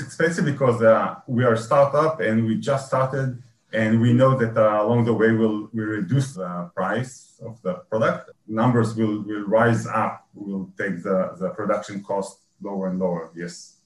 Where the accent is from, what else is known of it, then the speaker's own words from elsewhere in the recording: Israel; I'm from Israel